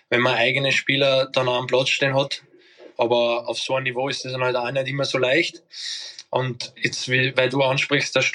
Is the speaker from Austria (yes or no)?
yes; Scheibbs, Lower Austria, Austria; born there; Ich Scheibs, ja, du, das ist das nächste Krankenhaus.